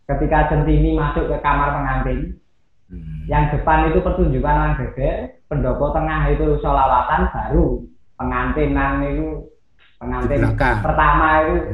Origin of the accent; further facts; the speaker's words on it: Malang, East Java, Indonesia; Saya lahir di Malang, otomatis eh, kecintaan saya sama desa saya, Glagadowo itu hmm. itu nggak bisa lepas.